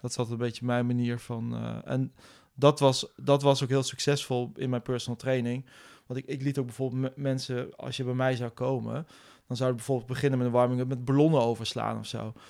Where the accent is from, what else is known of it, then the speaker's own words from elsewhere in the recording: Nijmegen, Gelderland, Netherlands; also born or lived in Utrecht; ik ben geboren en getogen in Nijmegen.